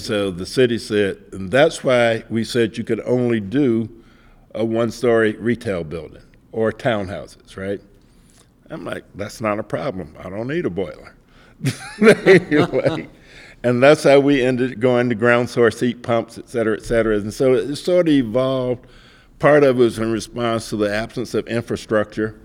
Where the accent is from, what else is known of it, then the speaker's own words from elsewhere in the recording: Mississippi, United States; I grew up in Mississippi